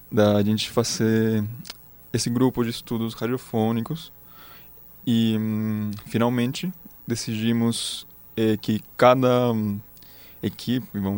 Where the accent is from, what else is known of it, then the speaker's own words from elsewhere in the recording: Chile; Portuguese is a second language; now in Brazil; como eu sou chileno, tenho mais proximidade com, com o espanhol.